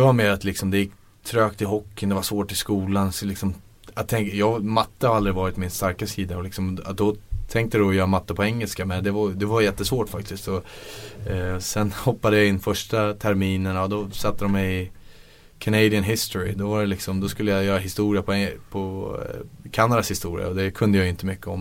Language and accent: Swedish; Stockholm, Stockholm County, Sweden; moved away; man är hemma på Stockholm på sommaren